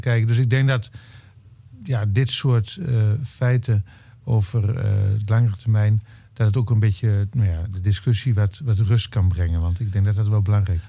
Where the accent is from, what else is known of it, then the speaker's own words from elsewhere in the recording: eastern Netherlands, Netherlands; moved away; in het oosten van Nederland, waar ik vandaan kom